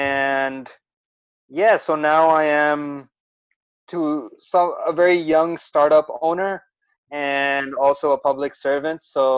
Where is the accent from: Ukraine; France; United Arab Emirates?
United Arab Emirates; Dubai; also born or lived in Karachi, Pakistan / Melbourne; now in Australia; So essentially, I was born in Dubai, UAE. I'm originally from Karachi, Pakistan. I lived a little bit over there, but most of my life was in Dubai.